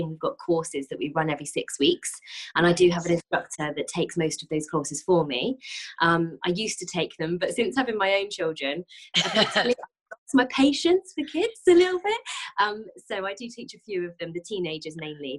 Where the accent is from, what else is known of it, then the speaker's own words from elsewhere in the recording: Andover, South East England, United Kingdom; So I'm from Andover in Hampshire. It's a really small town. And I've lived here all my life. I was born here.